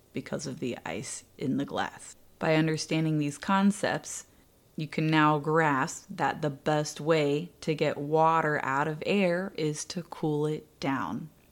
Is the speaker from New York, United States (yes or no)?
no; Indiana, United States; born or raised there